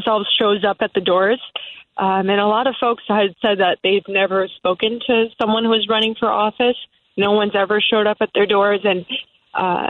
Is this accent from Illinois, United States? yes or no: yes; Palatine, Illinois, United States; I was born and raised in Palatine. I grew up there